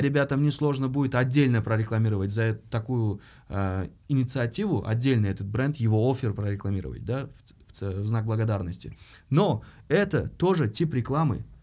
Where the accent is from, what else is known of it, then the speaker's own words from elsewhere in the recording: Uzbekistan; Я как любой узбек